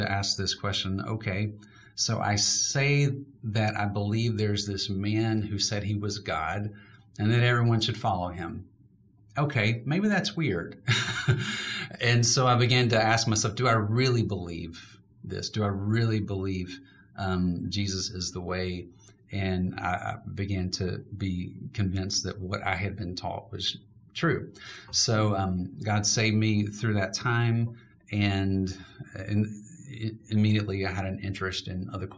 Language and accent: English; Birmingham, Alabama, United States; I'm actually from Birmingham, so I'm a local boy